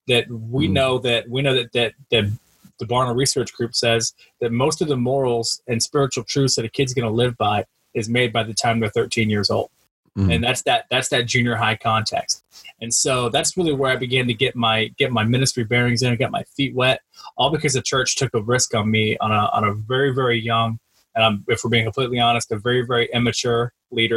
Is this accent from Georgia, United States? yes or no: no; Central Florida, United States; now in Kokomo, United States; I grew up in Central Florida. Grew up, born and raised there in Central Florida